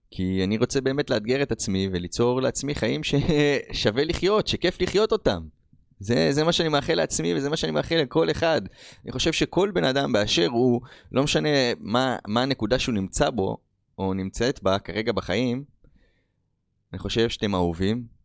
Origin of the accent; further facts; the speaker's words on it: Rishon LeZion, Central District, Israel; moved away as an adult; also born or lived in United States; אני בן 36, כמו שאמרתי לכם … אמ, מי שגדלתי פה בראשון לציון, בארץ ישראל, ובשנת 2009 אה, החלטתי לעזוב לארצות הברית. אה, הייתי שם עד שנת 2022.